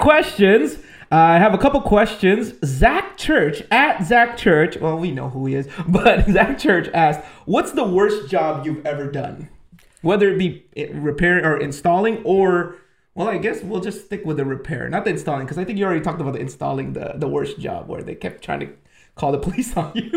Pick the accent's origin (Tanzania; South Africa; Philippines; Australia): Philippines; moved away; I'm Filipino.